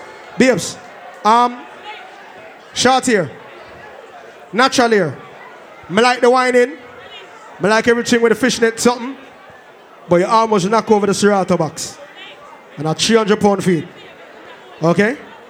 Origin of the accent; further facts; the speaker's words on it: Portmore, Saint Catherine, Jamaica; I'm from Portmore, so that's it.